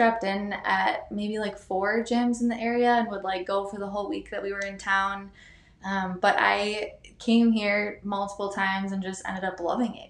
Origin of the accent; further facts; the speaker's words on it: Milwaukee, Wisconsin, United States; moved away as an adult; now in Concord, United States; I'm like from Milwaukee all my life